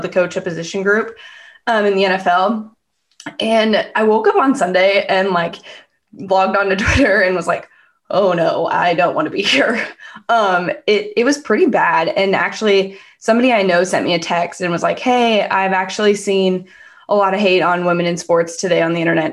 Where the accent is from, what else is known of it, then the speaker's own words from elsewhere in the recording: Bay Area, California, United States; I'm from the Bay Area.